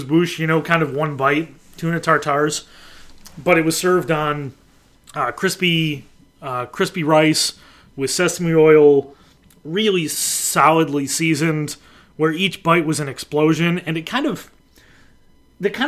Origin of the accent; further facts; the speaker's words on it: Buffalo, New York, United States; growing up in Buffalo